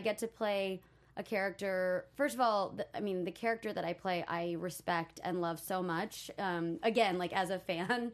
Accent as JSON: {"language": "English", "region": "Texas", "country": "United States", "moved": "as an adult", "lives_now": "Los Angeles, United States", "said": "I'm from Texas. I moved to L A to be an actor"}